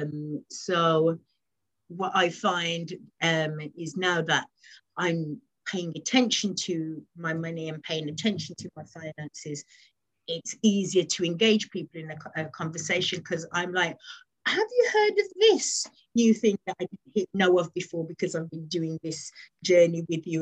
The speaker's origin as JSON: {"language": "English", "region": "West Midlands", "country": "United Kingdom", "moved": "yes", "lives_now": "London, United Kingdom", "said": "I currently live in London, but I'm from originally from the West Midlands"}